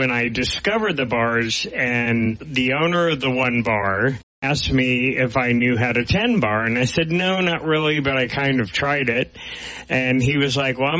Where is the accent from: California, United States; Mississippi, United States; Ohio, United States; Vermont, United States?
Ohio, United States; Dayton; moved away; when I grew up in Ohio